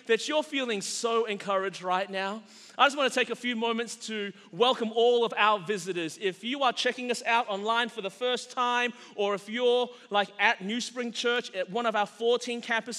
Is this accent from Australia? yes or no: yes; Australia; now in United States; as a Chinese guy growing up in Australia, I grew up in a freer country